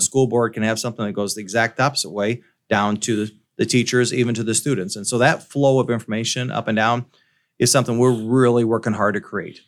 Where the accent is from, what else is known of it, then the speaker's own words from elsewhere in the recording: Davenport, Iowa, United States; now in Burlington, United States; I'm from the Davenport, Quad City area.